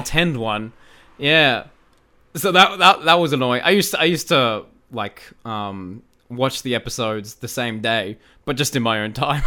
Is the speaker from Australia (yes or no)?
yes; Australia; I am Australian.